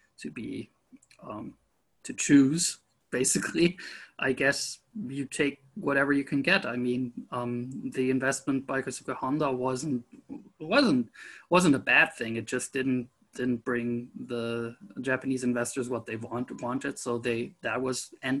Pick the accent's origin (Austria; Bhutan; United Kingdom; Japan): Austria; Horn, Lower Austria; born or raised there